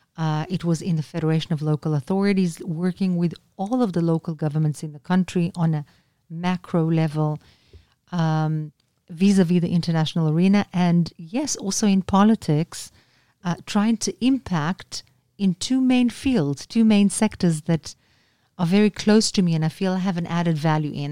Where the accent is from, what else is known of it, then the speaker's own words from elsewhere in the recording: Israel; Anna min Israel